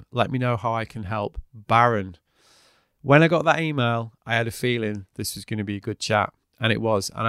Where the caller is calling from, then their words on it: Brighton, South East England, United Kingdom; Uh, I'm in Brighton in the UK.